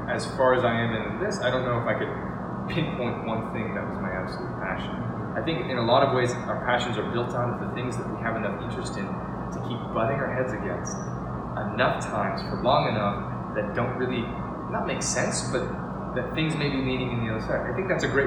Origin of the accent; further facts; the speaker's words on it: Seattle, Washington, United States; moved away as an adult; now in San Diego, United States; growing up in Washington, Seattle